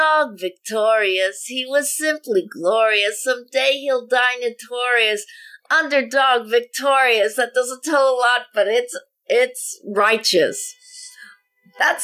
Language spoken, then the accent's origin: English; Denver, Colorado, United States; I am from Denver, Colorado